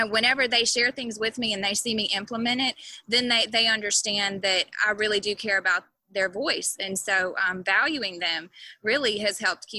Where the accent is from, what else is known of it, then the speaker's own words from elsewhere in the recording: Mississippi, United States; I tell people I grew up everywhere. my dad is a retired Methodist pastor. And so we just lived all over the state of Mississippi, mostly Mississippi.